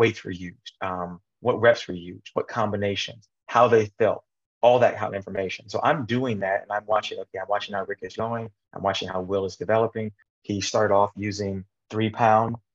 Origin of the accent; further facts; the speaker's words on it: Midwest, United States; I grew up in the Midwest